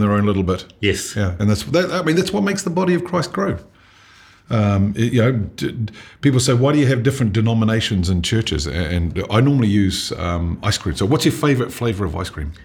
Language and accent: English; Dunedin, Otago, New Zealand; I grew up in Dunedin